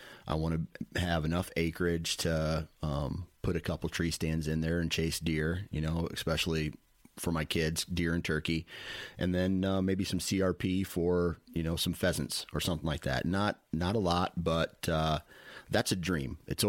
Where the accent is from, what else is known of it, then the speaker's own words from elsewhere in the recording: Iowa, United States; you know, I'm from Iowa